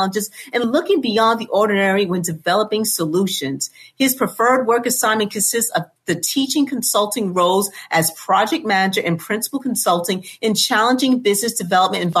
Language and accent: English; New York City, New York, United States; Grew up in Queens, Laurelton, Queens